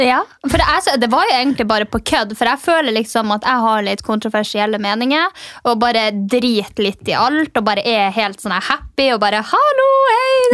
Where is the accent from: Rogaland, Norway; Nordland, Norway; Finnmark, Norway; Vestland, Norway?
Finnmark, Norway; jeg er fra Finnmark